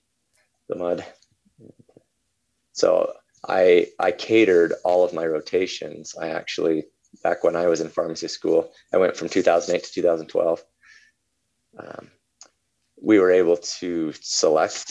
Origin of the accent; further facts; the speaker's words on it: Utah, United States; moved away as an adult; I was born and raised in Utah until I was about 20 years old